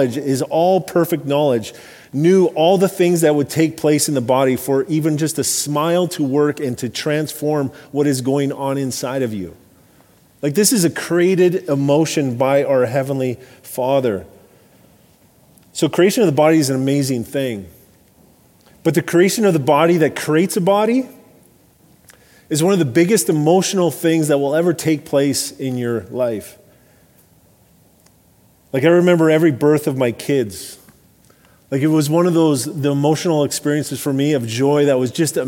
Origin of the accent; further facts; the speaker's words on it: Alberta, Canada; I grew up in Alberta